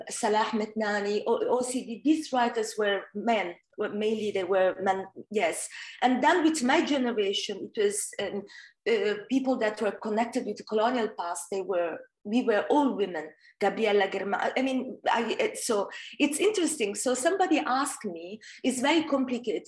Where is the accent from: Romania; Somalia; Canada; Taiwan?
Somalia; first language Italian; English is a second language; moved away as an adult; also born or lived in Hungary; now in Italy; I arrived in Italy when I was almost 20 years old. So I grew up in Somalia. Yes, I was born in Italy.